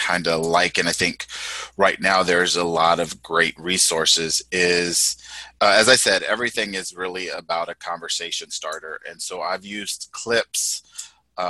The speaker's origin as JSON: {"language": "English", "region": "Texas", "country": "United States", "tie": "born or raised there", "said": "my background is Mexican American. I was born in Texas"}